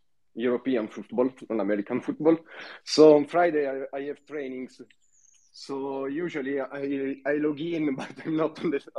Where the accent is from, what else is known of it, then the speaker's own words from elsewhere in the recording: Italy; accent: Italian; English is a second language; my Italian accent.